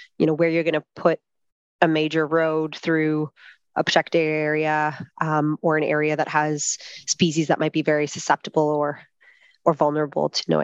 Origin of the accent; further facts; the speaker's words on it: Canada; now in Australia; I'm Canadian